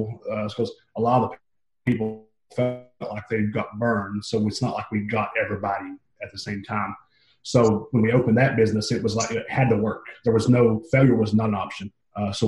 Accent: Mountain City, Tennessee, United States; moved away as an adult; now in Newnan, United States; I'm originally from Mountain City, Tennessee, which is a 3 to 4 red light town in East Tennessee.

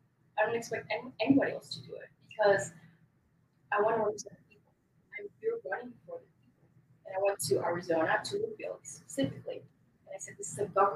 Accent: Colombia; now in United States; I'm from Colombia, made in the USA.

